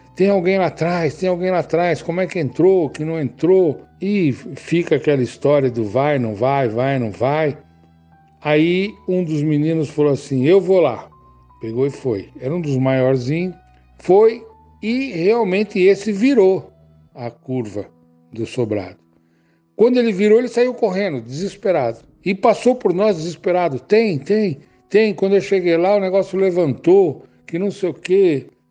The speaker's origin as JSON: {"language": "Portuguese", "region": "São Paulo", "country": "Brazil", "tie": "born or raised there", "also_born_or_lived": "Bauru", "lives_now": "Cunha, Brazil", "said": "Nasci em Bauru e vim para São Paulo com mais ou menos 9 anos de idade. Fui morar num bairro periférico da cidade. Lá eu morei até os meus 60 anos"}